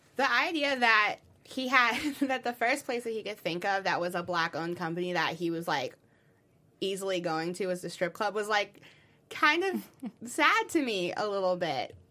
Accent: Louisville, Kentucky, United States; I'm from Louisville

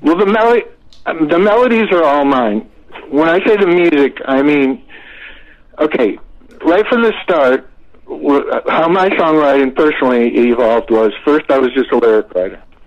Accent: Florida, United States; moved away; I was a kid from Florida

